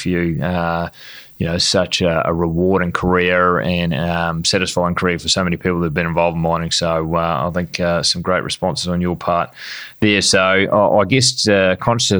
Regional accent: New Zealand; I'm a Kiwi

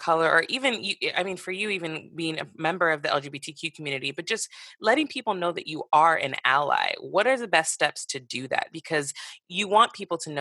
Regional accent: Santa Barbara, California, United States; I grew up in Santa Barbara, which is a predominantly white neighborhood

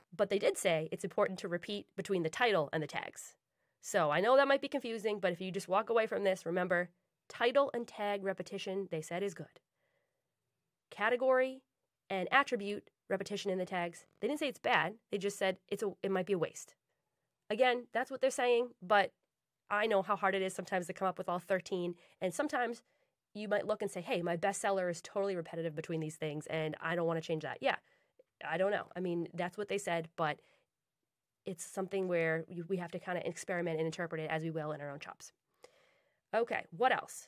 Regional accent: Boston, Massachusetts, United States; I'm from Boston

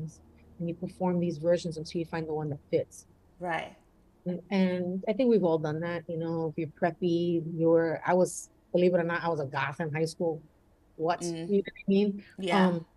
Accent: New York City, New York, United States; I was born and raised in the Bronx. I'm Puerto Rican

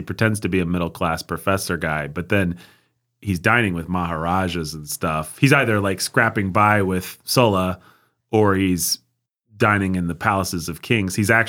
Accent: United States; We're American.

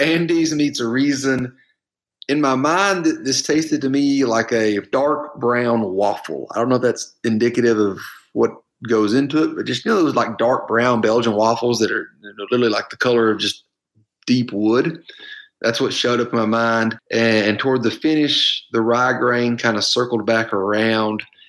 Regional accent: Georgia, United States; moved away; growing up in Georgia

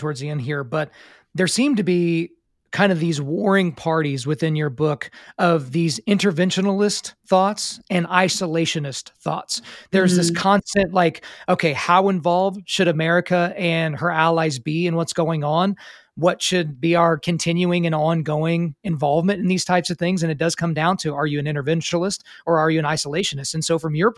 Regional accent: United States; as an American

